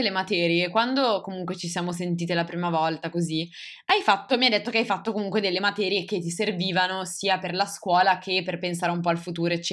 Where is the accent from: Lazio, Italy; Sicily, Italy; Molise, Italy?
Molise, Italy; Ah no, io sono del Molise in realtà.